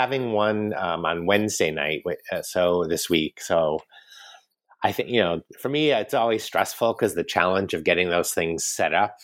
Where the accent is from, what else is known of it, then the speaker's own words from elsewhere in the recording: United States; moved away as an adult; now in France; I'm American